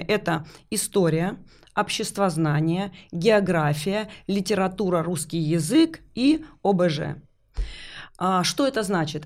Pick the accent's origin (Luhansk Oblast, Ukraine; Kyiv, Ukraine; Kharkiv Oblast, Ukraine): Luhansk Oblast, Ukraine; Luhansk; moved away as an adult; also born or lived in Vorkuta; Я вообще сама из Луганска